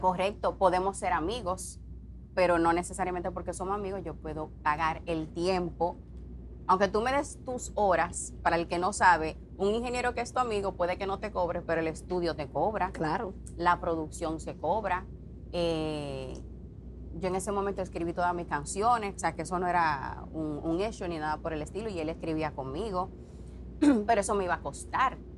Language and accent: Spanish; Dominican Republic; now in Puerto Rico; Yo tuve que salir de la República Dominicana